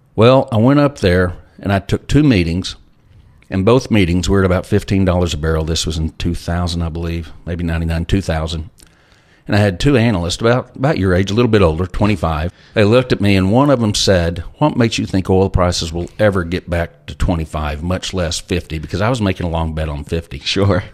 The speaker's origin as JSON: {"language": "English", "town": "Lubbock", "region": "Texas", "country": "United States", "tie": "born or raised there", "said": "I grew up in Lubbock, Texas"}